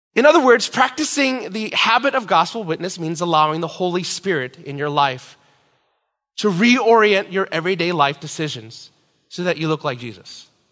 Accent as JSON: {"language": "English", "country": "Philippines", "said": "I'm Filipino"}